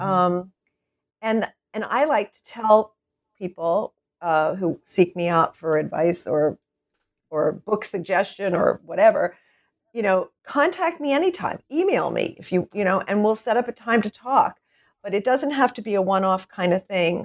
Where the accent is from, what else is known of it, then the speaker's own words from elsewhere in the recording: Wilmington, Delaware, United States; moved away as an adult; also born or lived in Philadelphia, Pennsylvania; I was born and raised in Wilmington, Delaware